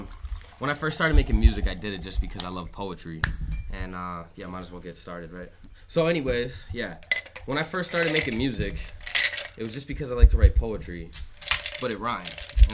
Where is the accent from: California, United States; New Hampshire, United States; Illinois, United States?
New Hampshire, United States; I'm from New Hampshire.